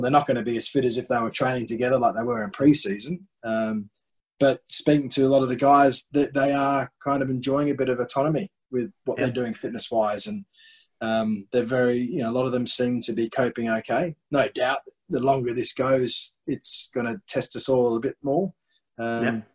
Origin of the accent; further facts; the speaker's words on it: Australia; moved away as an adult; also born or lived in North East England; as an 18, 19 year old, I came over, as many Australian young cricketers